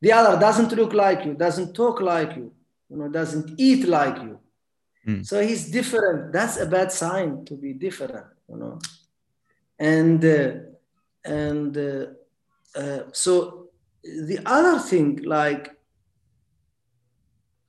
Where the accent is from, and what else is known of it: Mauritania; moved away